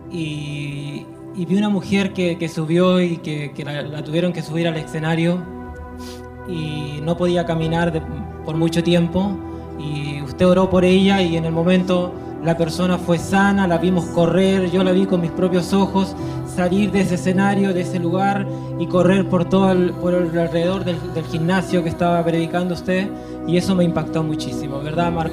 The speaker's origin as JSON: {"language": "Spanish", "country": "Chile", "said": "yo soy de Chile"}